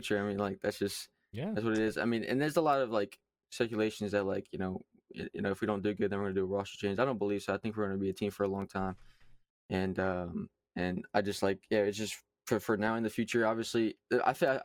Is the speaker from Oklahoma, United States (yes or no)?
no; Kentucky, United States; accent: southern; I am from Kentucky, so that's where I'm from.